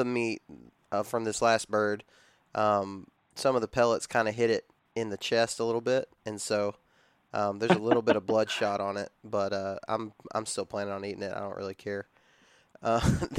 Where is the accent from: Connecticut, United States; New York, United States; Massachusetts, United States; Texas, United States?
Texas, United States; I grew up in Texas